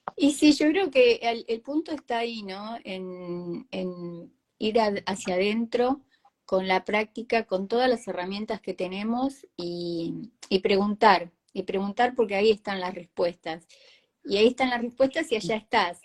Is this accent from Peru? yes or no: no; Argentina; los argentinos somos creativos